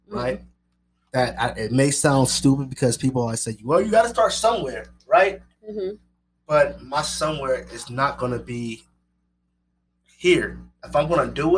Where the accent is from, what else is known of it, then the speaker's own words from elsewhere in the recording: Las Vegas, Nevada, United States; I'm from Vegas. I'm a Vegas boy